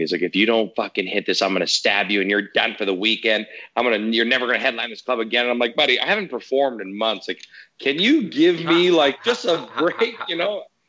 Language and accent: English; Canada; Italian background. You know, obviously I'm Canadian